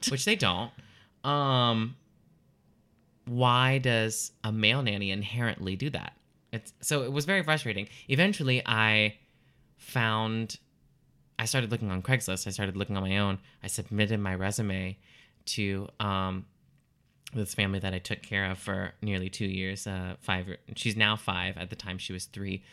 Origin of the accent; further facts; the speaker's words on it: Lafayette, Louisiana, United States; I'm originally from Lafayette, Louisiana